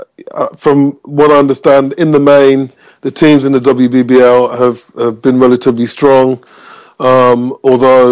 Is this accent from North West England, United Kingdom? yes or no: no; Birmingham, West Midlands, United Kingdom; I grew up in Birmingham